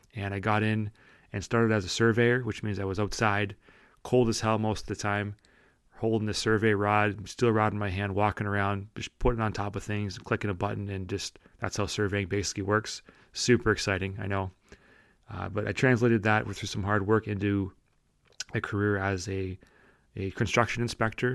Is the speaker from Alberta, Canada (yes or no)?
no; St. Catharines, Ontario, Canada; I'm from Saint Catharines